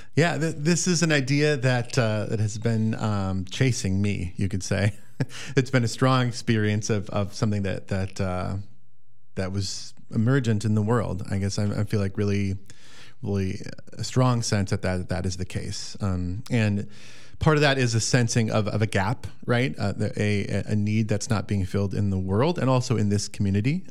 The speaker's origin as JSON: {"language": "English", "area": "the Driftless region", "region": "southwestern Wisconsin", "country": "United States", "tie": "born or raised there", "said": "I'm a local here of southwestern Wisconsin, the Driftless region. Um, grew up on a, a dairy farm, classic Wisconsin dairy farm"}